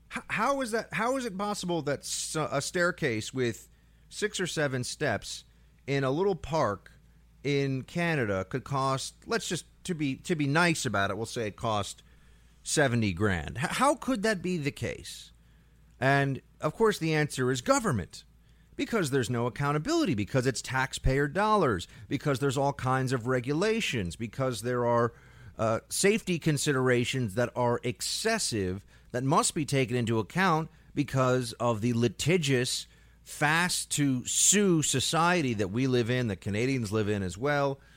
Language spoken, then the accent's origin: English; New York, United States; as a New Yorker